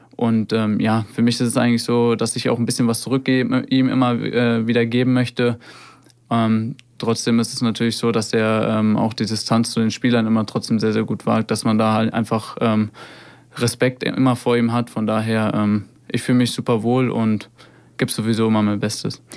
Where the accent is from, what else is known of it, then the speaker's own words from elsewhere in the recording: Hofheim am Taunus, Hesse, Germany; in meinem Heimatort äh, in Hofheim. Da bin ich aufgewachsen